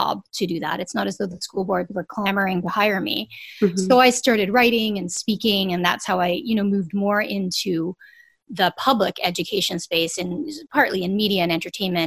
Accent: Canada; we're Canadian

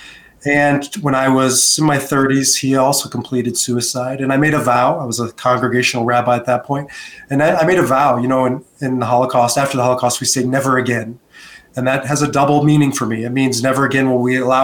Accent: United States; moved away as an adult; also born or lived in Israel; now in Denver, United States; born and raised in America

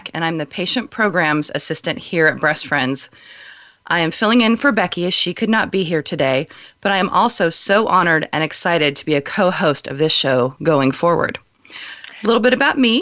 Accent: Southern California, United States; moved away as an adult; now in Oregon, United States; I moved from Southern California, where I was a native of, to Oregon 13 years ago for a job

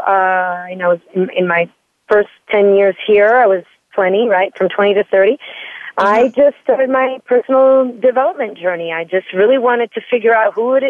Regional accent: Florence, Tuscany, Italy; moved away as an adult; I was born and raised in Florence, Italy. So I spent the first 20 years of my life in Italy

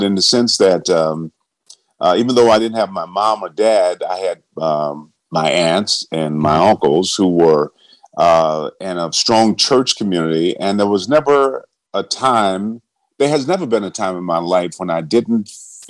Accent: Benton Harbor, Michigan, United States; I was born in Benton Harbor, Michigan, which is directly across Lake Michigan from Chicago, a small town, one of the poorest towns in America

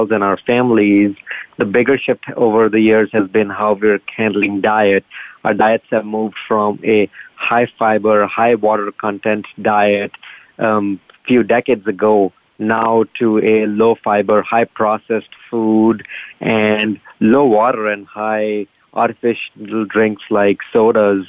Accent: northern India, India; moved away as an adult; also born or lived in San Diego, United States; now in Rochester, United States; I grew up in India, in northern India, and went to medical school in India

